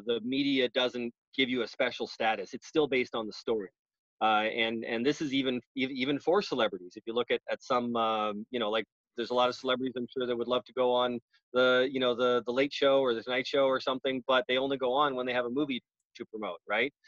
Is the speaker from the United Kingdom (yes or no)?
no; Canada; now in United States; I'm Canadian.